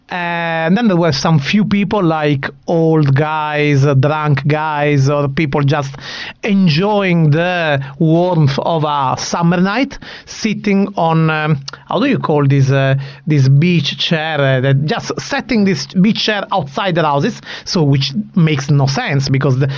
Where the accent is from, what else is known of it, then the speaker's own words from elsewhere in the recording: Sicily, Italy; also born or lived in Bari; now in Milan, Italy; I am a Sicilian that moved to Bari, the country of uh, Daniel Andersson, uh, Kennet Andersson, uh, Klas Ingesson. And now it's already almost a decade I'm living in Milan